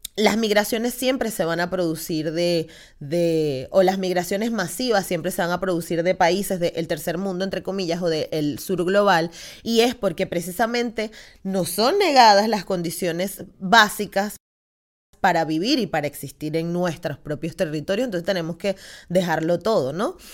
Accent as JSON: {"language": "Spanish", "country": "Venezuela", "moved": "yes", "lives_now": "Spain", "said": "soy de Venezuela"}